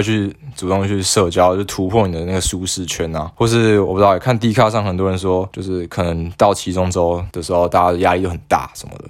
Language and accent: Chinese; Tainan, Taiwan; 我到底是要继续留在台南念书呢，还是说我应该要北上？